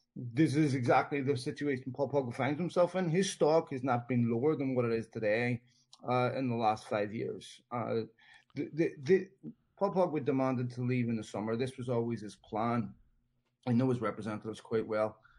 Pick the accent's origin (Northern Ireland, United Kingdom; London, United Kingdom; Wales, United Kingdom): Northern Ireland, United Kingdom; Belfast; I was born in Belfast in the 70s, grew up there in the 80s